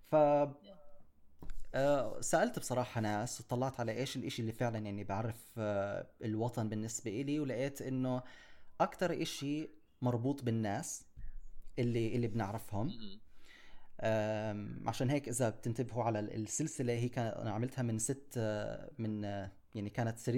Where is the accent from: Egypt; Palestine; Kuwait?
Palestine; Jerusalem; also born or lived in United Kingdom; أنا انخلقت في القدس انولدت بالقدس بالبدايات ما عشت كثير يعني كنا عايشين ببريطانيا عشت فيها لمدة أربع سنين